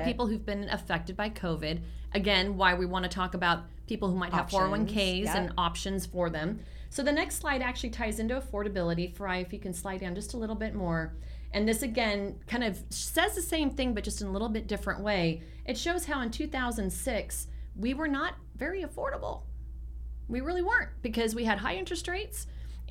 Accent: San Francisco Bay Area, California, United States; now in Arizona, United States; I'm from the Bay

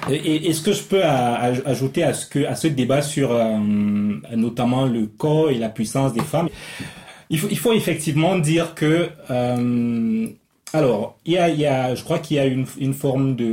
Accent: Ebolowa, South, Cameroon; je vais dans mon village, je suis né au sud, à Ibolova justement, mm. donc c'est une région que je connais assez, assez, assez bien.

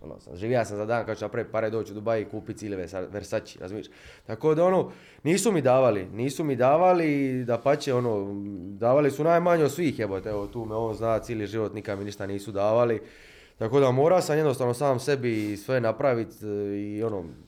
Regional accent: Split, Split-Dalmatia County, Croatia; mi smo iz Splita

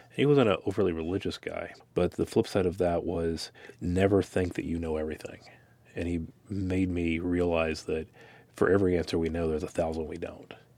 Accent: Dickinson, United States; growing up in Dickinson

